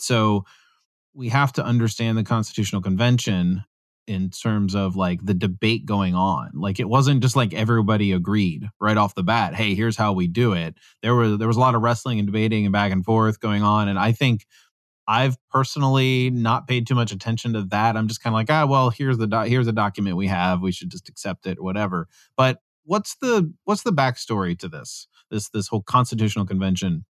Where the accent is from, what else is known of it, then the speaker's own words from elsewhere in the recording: Pennsylvania, United States; I'm from Pennsylvania, so I'm a Pennsylvanian